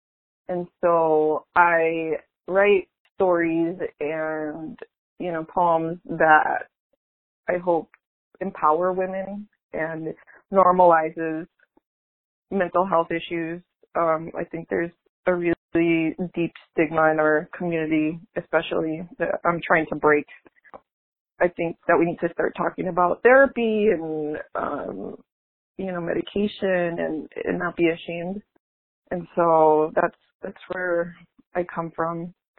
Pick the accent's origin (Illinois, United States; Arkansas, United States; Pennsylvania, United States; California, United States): Illinois, United States; Cicero; accent: Chicago; moved away as an adult; also born or lived in Bridgeport, Chicago; now in New Jersey, United States; I'm Mexican American. I grew up in Cicero, Illinois. Shout out to Cicero, border Chicago, and most of my family still in the Chicago area. I'm currently living in New Jersey because I'm teaching at Princeton